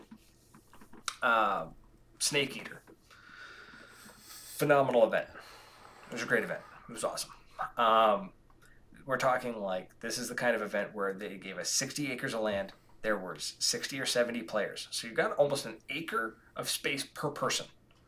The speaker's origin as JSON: {"language": "English", "country": "Canada", "said": "we're Canadian."}